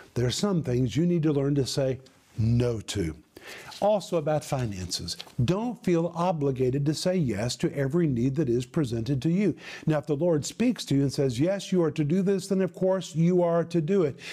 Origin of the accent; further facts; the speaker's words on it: United States; moved away as an adult; now in former Soviet Union; people saw me as an American